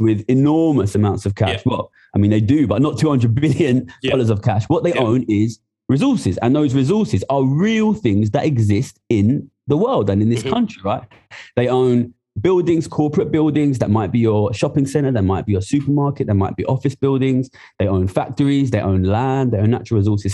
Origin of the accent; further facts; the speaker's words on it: Ilford, London, United Kingdom; I'm from Ilford, which is in uh, East London